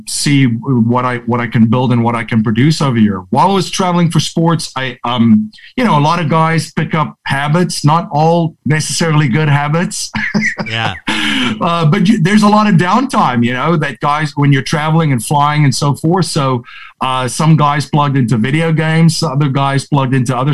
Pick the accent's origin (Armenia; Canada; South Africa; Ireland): South Africa; moved away as an adult; now in United States; grew up in South Africa, born and raised over there